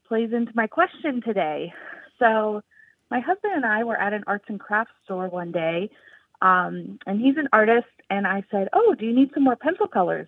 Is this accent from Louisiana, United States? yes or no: yes; Louisiana, United States; now in Michigan, United States; I'm calling from Michigan, both me and my spouse, we were raised in Louisiana